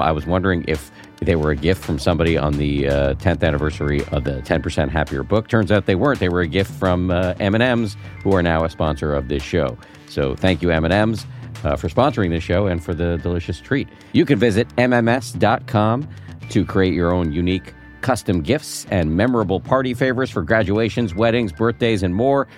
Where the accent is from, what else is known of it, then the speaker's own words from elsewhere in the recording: Newton, Massachusetts, United States; I grew up in Newton, right outside of Boston.